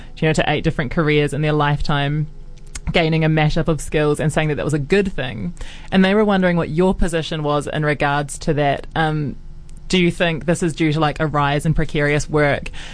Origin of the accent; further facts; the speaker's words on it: Auckland, New Zealand; I grew up in Auckland